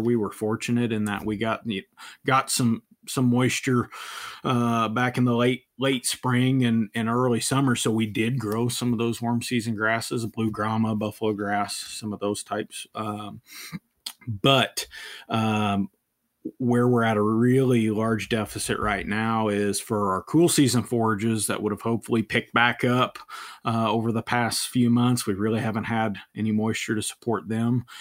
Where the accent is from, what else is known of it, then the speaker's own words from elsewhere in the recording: northernmost Virginia, United States; moved away as an adult; also born or lived in Tennessee; now in Amarillo, United States; I was born and raised in, in the northernmost part of Virginia